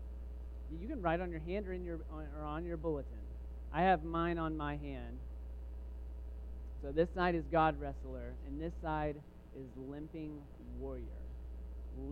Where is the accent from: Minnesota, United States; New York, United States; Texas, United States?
Texas, United States; Waco; I grew up in Texas